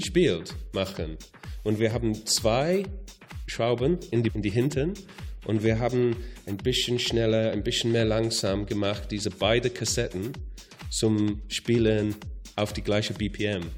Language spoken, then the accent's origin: German; Wales, United Kingdom; German is a second language; moved away; ich komme aus Wales